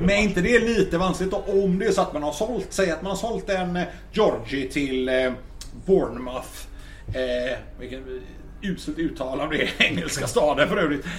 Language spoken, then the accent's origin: Swedish; Gothenburg, Västra Götaland, Sweden; jag är från Backa